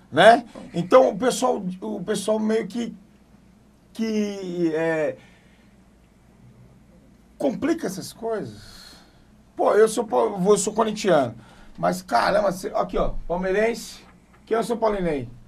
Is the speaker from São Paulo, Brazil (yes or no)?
no; Bahia, Brazil; eu sou eu baiano.